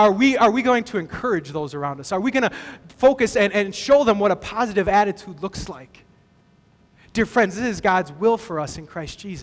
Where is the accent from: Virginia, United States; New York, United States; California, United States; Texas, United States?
Texas, United States; I grew up in Texas